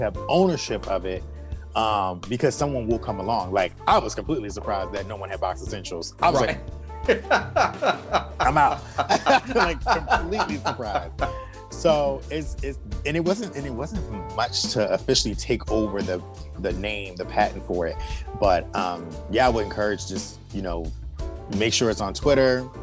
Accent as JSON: {"language": "English", "town": "Annapolis", "region": "Maryland", "country": "United States", "said": "I'm from Annapolis"}